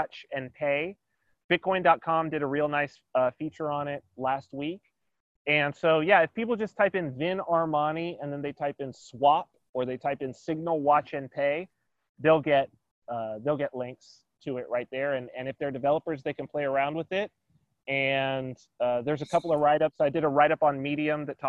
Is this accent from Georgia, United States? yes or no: no; San Bernardino, California, United States; now in Saipan, Northern Mariana Islands; I was raised in San Bernardino, California